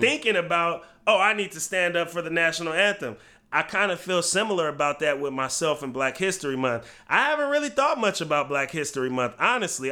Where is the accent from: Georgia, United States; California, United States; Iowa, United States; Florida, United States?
California, United States; Bay Area; now in Portland, United States; I grew up in the Bay Area